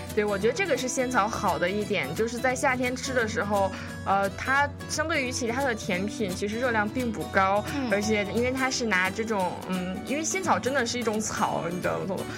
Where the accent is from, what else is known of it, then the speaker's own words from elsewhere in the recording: Beijing, China; now in Seattle, United States; 我从小到大我是在北京长大